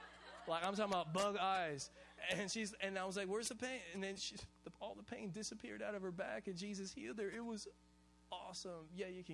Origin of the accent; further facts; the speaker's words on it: Hawaii, United States; I'm Hawaiian and we eat rice with every single meal